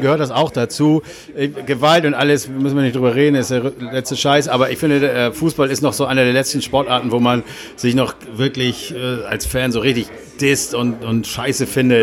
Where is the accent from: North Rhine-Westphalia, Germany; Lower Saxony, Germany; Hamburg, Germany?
Hamburg, Germany; als Hamburger